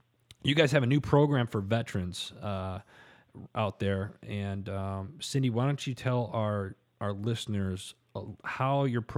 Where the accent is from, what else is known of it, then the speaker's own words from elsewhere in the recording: Midwest, United States; I grew up in the Midwest. I actually, my uncles had a couple of horses, so I've been around horses